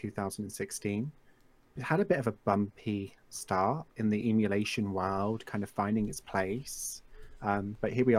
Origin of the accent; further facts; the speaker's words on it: England, United Kingdom; I live in England, if you guys couldn't already tell, and I've always lived here